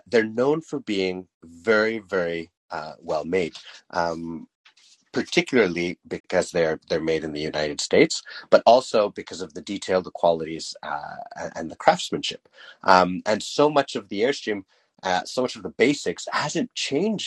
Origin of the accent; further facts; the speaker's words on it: Canada; we're Canadian